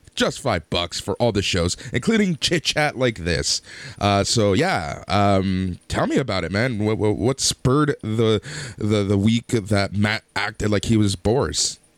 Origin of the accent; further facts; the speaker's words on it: Mississauga, Ontario, Canada; I grew up in Mississauga